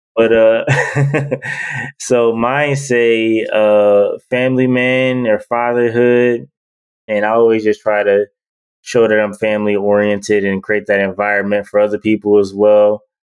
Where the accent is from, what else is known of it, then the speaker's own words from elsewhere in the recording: Detroit, Michigan, United States; I'm from Detroit